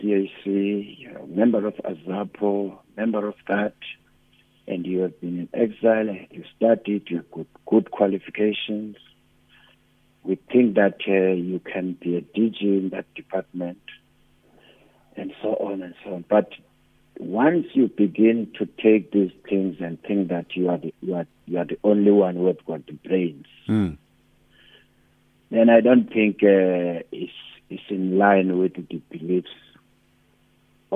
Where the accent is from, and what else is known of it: South Africa